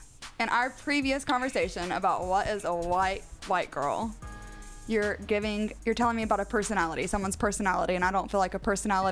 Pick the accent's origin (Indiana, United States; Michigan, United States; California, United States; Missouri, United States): Indiana, United States; McCordsville; I grew up in McCordsville.